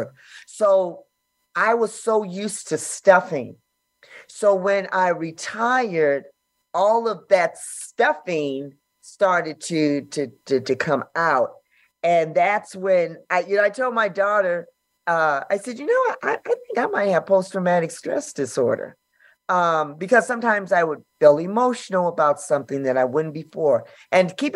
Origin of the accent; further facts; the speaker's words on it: Los Angeles, California, United States; born and raised in South Central